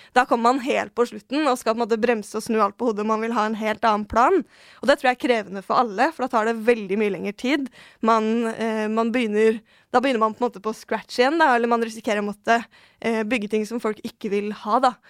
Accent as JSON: {"language": "Norwegian", "region": "Oslo", "country": "Norway", "tie": "born or raised there", "said": "jeg er født og oppvokst på Tøyen. der har jeg bodd hele livet."}